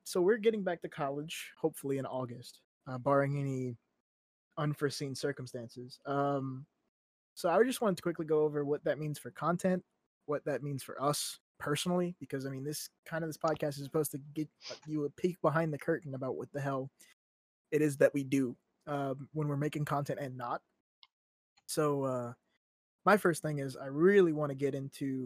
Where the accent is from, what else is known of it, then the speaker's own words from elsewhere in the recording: Louisiana, United States; we're from Louisiana